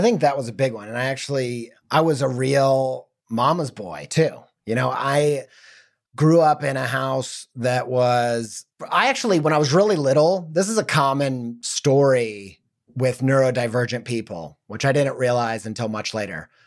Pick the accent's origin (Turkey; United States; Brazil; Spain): United States; Midwest, Indiana suburbs; growing up in the Midwest and the suburbs